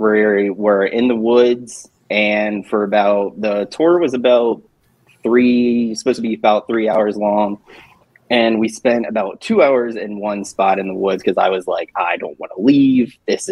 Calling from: Georgia, United States; Hey, I'm checking in from Georgia.

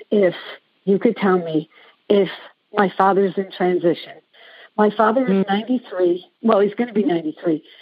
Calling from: South Carolina, United States; Thank you. I'm calling from South Carolina

